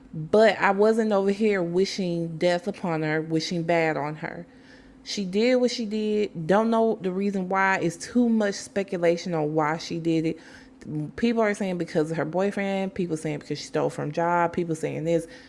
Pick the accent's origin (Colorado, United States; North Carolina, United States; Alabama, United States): Alabama, United States; my home state